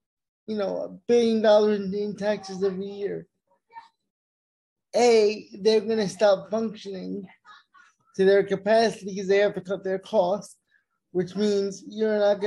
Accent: United States; We have a responsibility as Americans

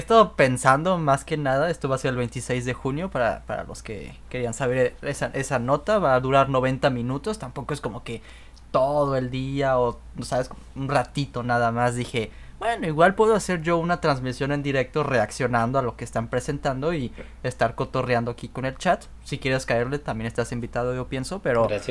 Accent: Mexico; now in Canada; nosotros que, que somos mexicanos

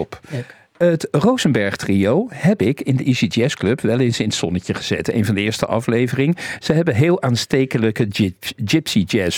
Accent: Rotterdam, South Holland, Netherlands; Mijn allergelukkigste jaren waren mijn MAVO-jaren in Overschie, waar ik geboren ben.

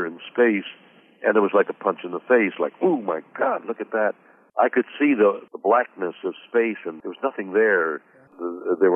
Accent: Montreal, Quebec, Canada; The home I grew up in Montreal, we didn't have much music

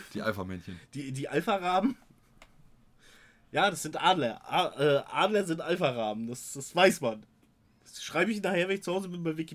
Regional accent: Germany; Ich bin selber ein Deutscher.

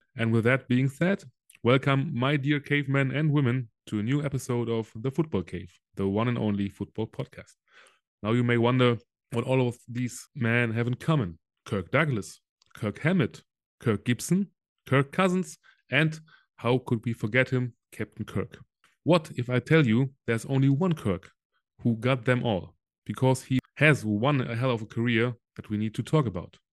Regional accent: Solingen, North Rhine-Westphalia, Germany; English is a second language; my hometown Solingen uh, is between Düsseldorf and yeah. Cologne?

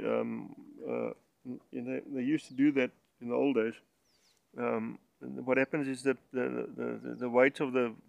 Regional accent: Springbok Flats near Settlers, Limpopo, South Africa; now in Polokwane, South Africa; I actually grew up on a farm

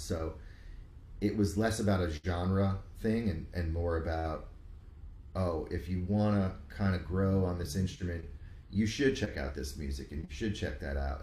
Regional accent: Rockland County, New York, United States; moved away as an adult; also born or lived in Miami; in suburbs of the city in Rockland, Rockland. Okay. County

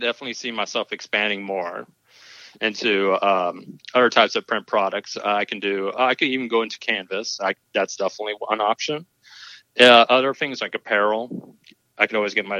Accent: Tacoma, Washington, United States; I'm from Tacoma, Washington

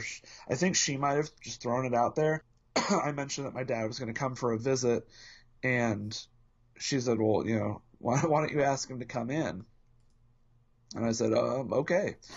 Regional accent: Indianapolis, Indiana, United States; born and bred in Indianapolis, Indiana

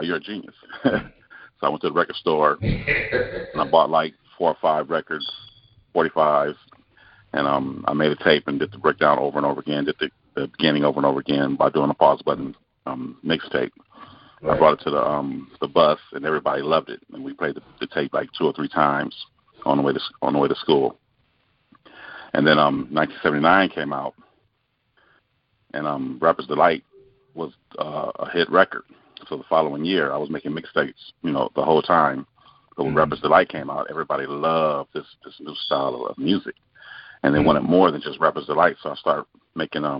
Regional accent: Los Angeles, California, United States; I was born and raised in Los Angeles, California

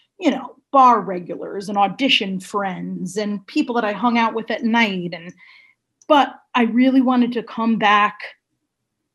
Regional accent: Shelton, Connecticut, United States; also born or lived in Stratford; we grew up in Shelton

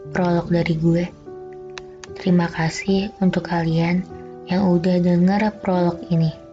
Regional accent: Jakarta, Indonesia; born there; Di tahun 2020 ini umur gue bakal menginjak kepala dua. Lahir di Jakarta tanggal 15 September, kelahiran tahun

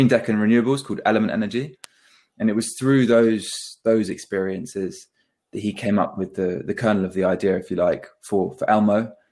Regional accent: Devon, South West England, United Kingdom; we're both originally from the Southwest, born in Devon.

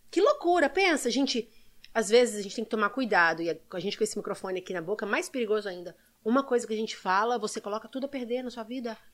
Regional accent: Belo Horizonte, Minas Gerais, Brazil; also born or lived in São Sebastião, São Paulo; now in United States; Eu nasci na, em São Sebastião, ali perto da Ilha Bela. E meu pai mineiro foi para São Paulo trabalhar, conheceu minha mãe, voltou para Minas e eu fui criada em Belo Horizonte

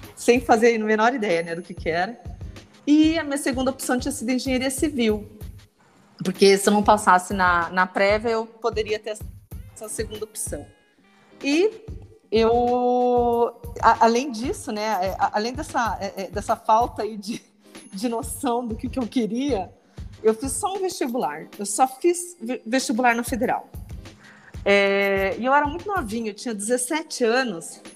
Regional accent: Apucarana, Paraná, Brazil; eu sou do, do, interior do Paraná, né? Sou de Apucarana.

